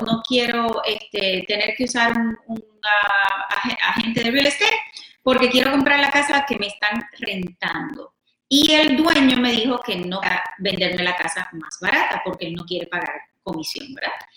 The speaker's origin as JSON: {"language": "Spanish", "country": "Puerto Rico", "moved": "yes", "said": "Yo soy de Puerto Rico, mi esposo es peruano."}